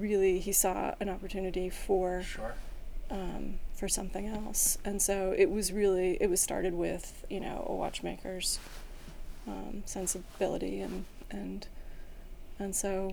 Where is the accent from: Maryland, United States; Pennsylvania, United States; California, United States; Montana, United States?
California, United States; San Francisco; also born or lived in Beirut, Lebanon; now in Los Angeles, United States; Yeah, I grew up there.